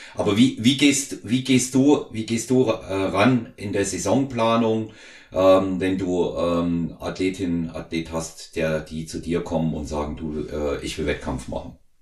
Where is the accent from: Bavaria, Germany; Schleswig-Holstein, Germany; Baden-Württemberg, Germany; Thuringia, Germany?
Thuringia, Germany; home town not far from Weimar; moved away; in Weimar, nicht weit weg von unserem Heimatort